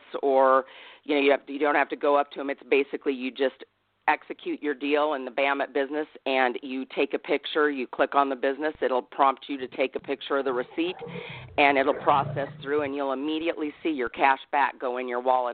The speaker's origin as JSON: {"language": "English", "region": "Midwest", "country": "United States", "moved": "yes", "lives_now": "Los Angeles, United States", "said": "I'm from the Midwest"}